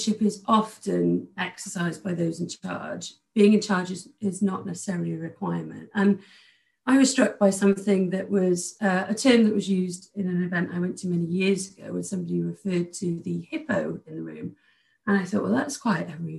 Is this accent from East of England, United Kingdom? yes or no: no; outside Cardiff, Wales, United Kingdom; I grew up outside of Cardiff.